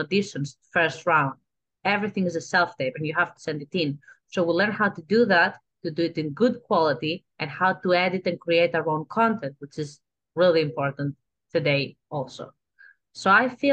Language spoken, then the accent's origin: English; Athens, Attica, Greece; accent: Greek; English is a second language; moved away as an adult; now in Los Angeles, United States; I am from Greece, Athens, Greece. I grew up there